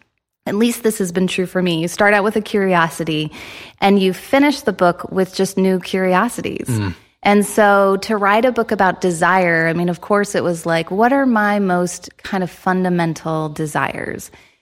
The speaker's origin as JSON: {"language": "English", "region": "Midwest", "country": "United States", "tie": "born or raised there", "also_born_or_lived": "Chicago", "moved": "as an adult", "lives_now": "Toronto, Canada", "said": "I'm actually American, born and raised in the Midwest, kind of all over. My husband and I met at Wheaton College."}